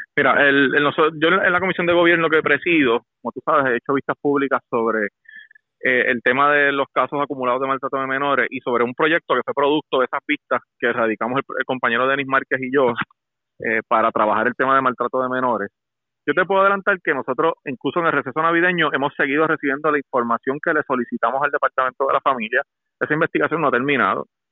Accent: Puerto Rico; lo que está pasando en mi país

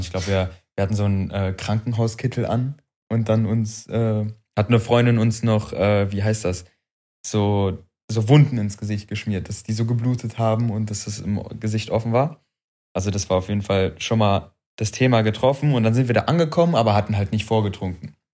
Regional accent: Wuppertal, North Rhine-Westphalia, Germany; also born or lived in Frankfurt, Hesse; ich bin Wuppertaler, aber ich bin nach Wuppertal gezogen im jungen Alter. Und, ähm, dann, also ich war im Grundschulalter und dann hieß es irgendwann, ja, wir ziehen um. Also ich komme aus Frankfurt

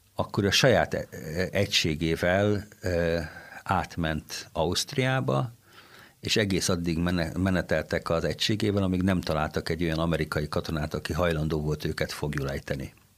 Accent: Kaposvár, Somogy, Hungary; now in Székesfehérvár, Hungary; jártam, ahol egy nagyon jó kórus volt, Kaposváron, ahonnan származom

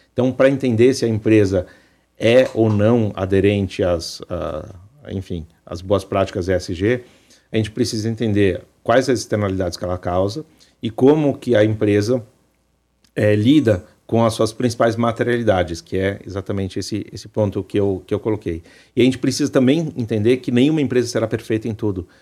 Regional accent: Brazil; nós, como brasileiros

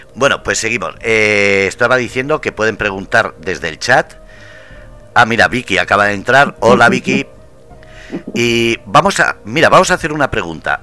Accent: Basque Country, Spain; yo como vasco, eh, yo tengo que decir que aunque soy vasco, eh, mis padres son de fuera

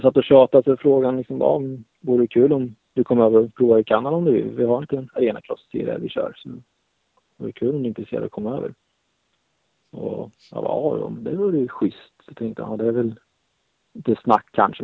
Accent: Sweden

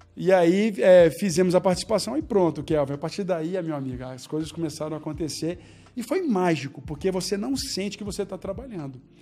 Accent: Belo Horizonte, Minas Gerais, Brazil; eu nasci em Belo Horizonte

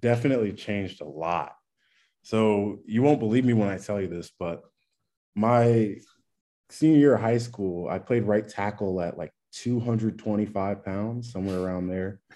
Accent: Bowie, Maryland, United States; I'm from Bowie, Maryland, so DMV area, just like you said. Uh, lived there pretty much my whole life.

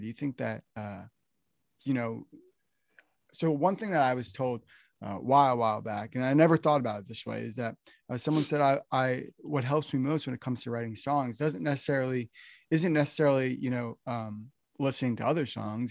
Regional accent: New Jersey, United States; now in Nashville, United States; I'm from New Jersey, and right now, here in Nashville

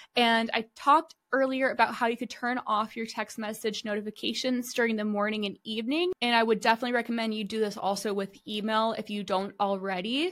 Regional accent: United States; I'm too American

